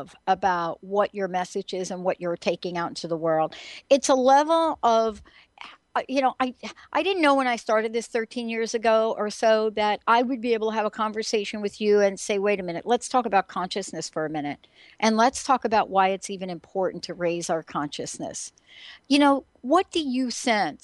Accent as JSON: {"language": "English", "region": "New Jersey", "country": "United States", "tie": "born or raised there", "moved": "as an adult", "lives_now": "Seattle, United States", "said": "I'm also from New Jersey"}